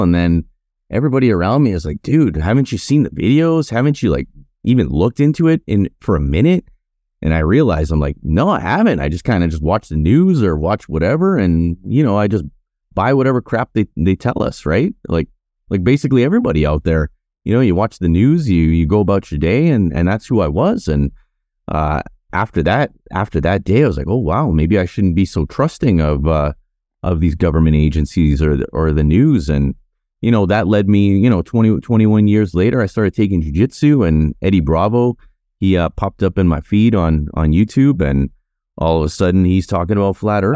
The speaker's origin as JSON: {"language": "English", "country": "Canada", "tie": "born or raised there", "also_born_or_lived": "Winnipeg / Cochrane, Alberta", "said": "me growing up in Canada"}